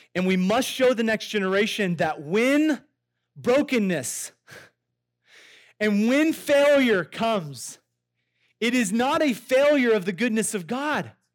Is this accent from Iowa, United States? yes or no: yes; Iowa, United States; I grew up in Iowa